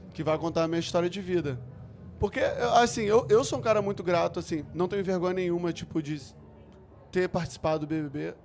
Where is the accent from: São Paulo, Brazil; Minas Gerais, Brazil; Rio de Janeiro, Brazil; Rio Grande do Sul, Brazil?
Rio de Janeiro, Brazil; Eu fui criado na Curicica, eu tinha que pegar Kombi todo dia pra ir pra praia